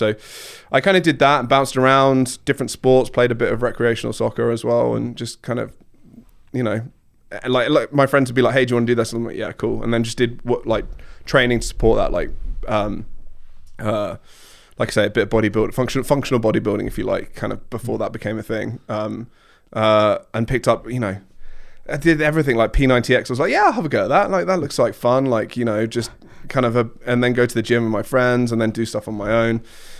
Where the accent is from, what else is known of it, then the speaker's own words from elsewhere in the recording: Surrey, British Columbia, Canada; where are you from? I'm like, here. I grew up in Surrey.